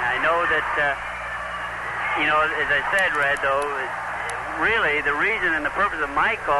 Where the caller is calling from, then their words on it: Seattle, Washington, United States; Downtown Seattle.